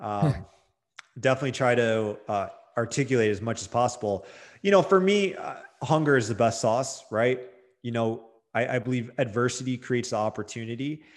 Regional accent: Detroit, Michigan, United States; I'm from Detroit, Michigan

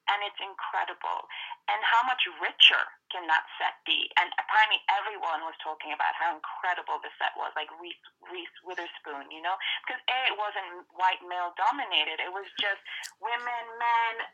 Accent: Ireland; And why am I a stripper with a British accent when I'm actually Irish?

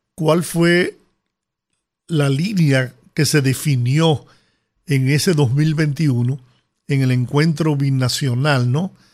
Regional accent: Dominican Republic; nuestro país

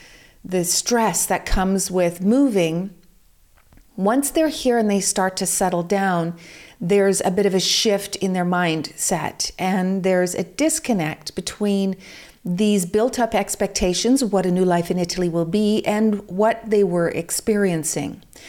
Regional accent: United Kingdom; also born or lived in Vancouver; I'm also British, and I found the same problems when I was in England, because there is so much rain and so much cloud cover.

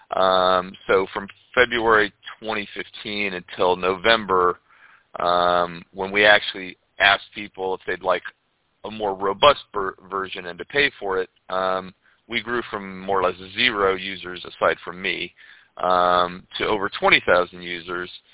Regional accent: Ohio, United States; moved away as an adult; also born or lived in Florida / Europe / Cape Town, South Africa; now in St. Pete Beach, United States; I grew up in Ohio, and when I turned 18, I left I left the snow and I moved

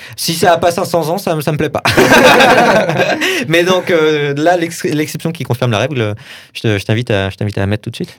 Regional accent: Saint-Étienne, Auvergne-Rhône-Alpes, France; je, viens de Saint-Etienne

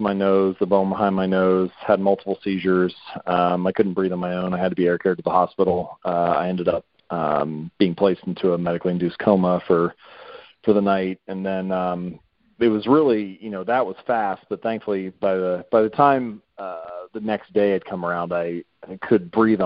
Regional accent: Cincinnati, Ohio, United States; I'm from Ohio originally, so I'm a Buckeye, born and bred. I was raised in Cincinnati, lived in the same house my whole life.

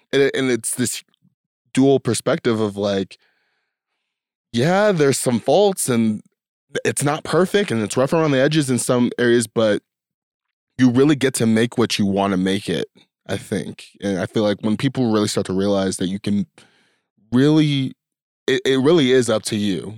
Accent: United States; I'm born in America, in the time that I was, in the place that I was

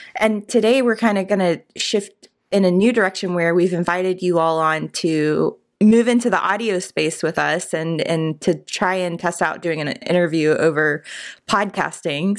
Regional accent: Richmond, Virginia, United States; I grew up in Richmond

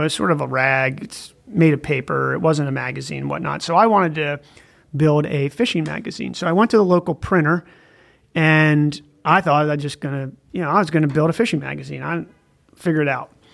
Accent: northern Maryland, United States; accent: Baltimore; moved away; I grew up on a farm in northern Maryland

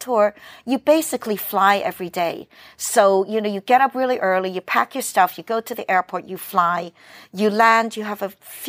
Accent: New York City, New York, United States; moved away as an adult; also born or lived in Hong Kong; now in Netherlands; New York is my hometown.

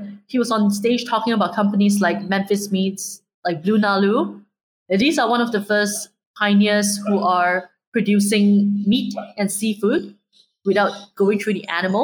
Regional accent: Singapore; I'm Singaporean born and raised

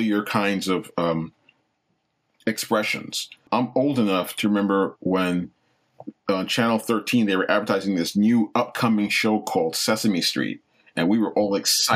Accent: Long Island, New York, United States; also born or lived in Brooklyn; When I was just around 8 years old, we moved out to Long Island

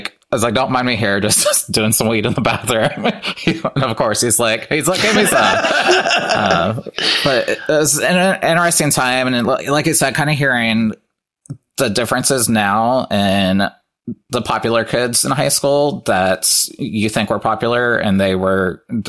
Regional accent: Lima, Ohio, United States; moved away as an adult; I don't live in Lima anymore, which is where I'm from. So about 2 hours away.

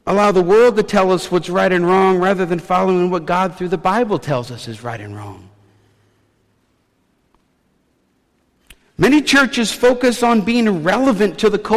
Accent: the South, United States; moved away; I'm from the South

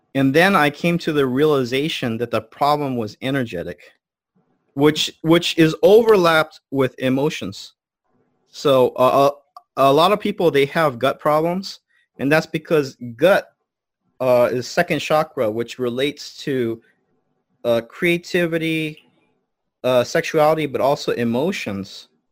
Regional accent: United States; I'm American, but my family is a Buddhist priest line for four hundred years.

